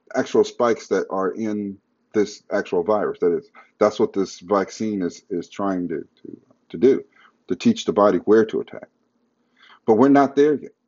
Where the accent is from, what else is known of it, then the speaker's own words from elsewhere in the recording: United States; as an American